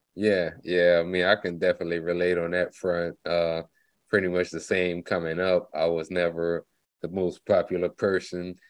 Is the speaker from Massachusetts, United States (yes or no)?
no; Lafayette, Louisiana, United States; now in Dallas, United States; I'm originally like from Lafayette, Louisiana, but I've been in Dallas since 2004